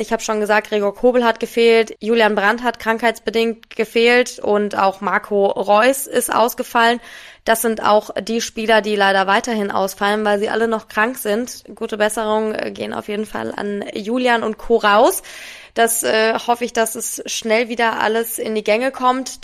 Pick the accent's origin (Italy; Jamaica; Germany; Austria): Germany; Wiesbaden, Hesse; moved away; Und ich komme ja aus Wiesbaden